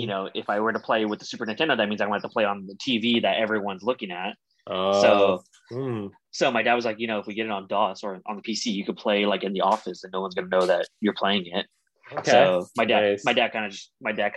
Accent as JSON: {"language": "English", "town": "Pico Rivera", "region": "California", "country": "United States", "tie": "born or raised there", "said": "I grew up in Pico"}